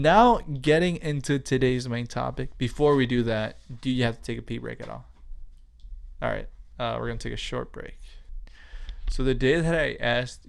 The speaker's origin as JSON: {"language": "English", "region": "Wisconsin", "country": "United States", "tie": "born or raised there", "said": "I was born in Wisconsin"}